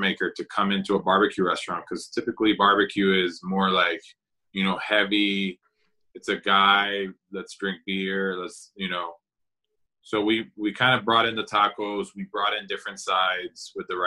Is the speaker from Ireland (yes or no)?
no; San Juan, Puerto Rico; moved away as an adult; now in Orlando, United States; I grew up in San Juan, Puerto Rico, and I moved to Orlando in 2001 to study at Rollins College